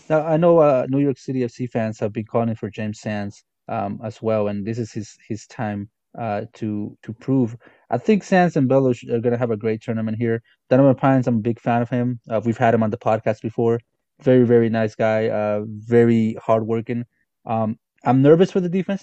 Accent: Guatemala; I'm from Guatemala

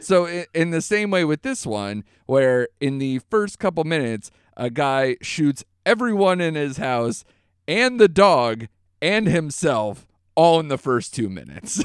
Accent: United States; an American

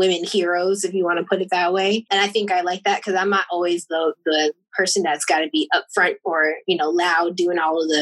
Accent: Jamaica; I'm Jamaican

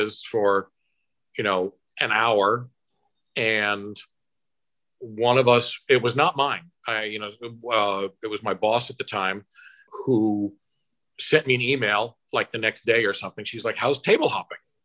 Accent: Rotterdam, New York, United States; I'm from Rotterdam

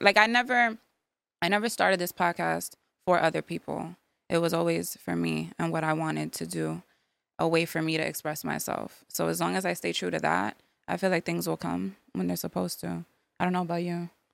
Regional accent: New York City, New York, United States; now in Yonkers, United States; I was born in the Bronx. I live in Yonkers now

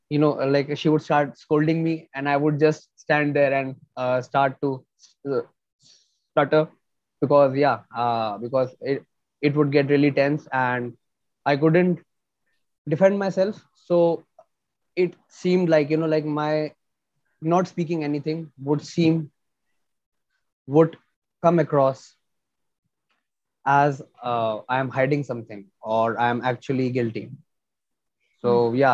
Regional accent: New Delhi, Delhi, India; I'm from India, New Delhi.

